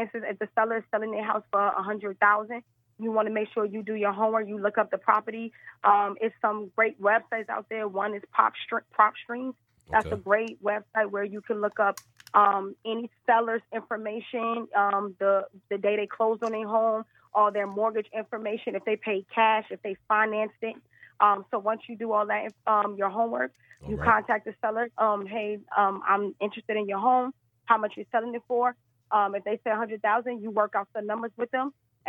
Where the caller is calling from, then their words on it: West Palm Beach, Florida, United States; I'm calling from West Palm Beach, Florida.